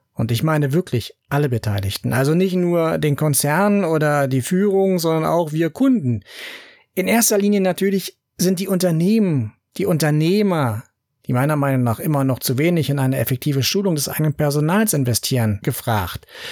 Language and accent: German; Berlin, Germany; bei uns in Berlin